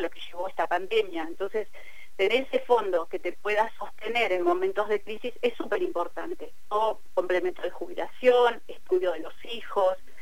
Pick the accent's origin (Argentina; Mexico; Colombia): Argentina; Cipolletti, Río Negro; yo tengo un teléfono con prefijo de Buenos Aires, pero vivo en Tipoleti, eh, yo soy de Tipoleti